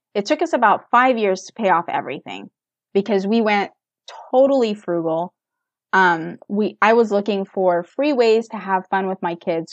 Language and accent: English; United States; I was born and raised in America.